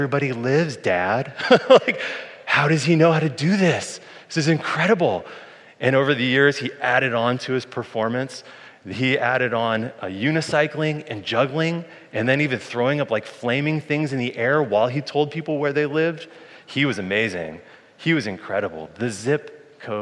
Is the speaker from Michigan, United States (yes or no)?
no; Boulder, Colorado, United States; moved away; When I was a kid, I grew up in Boulder, Colorado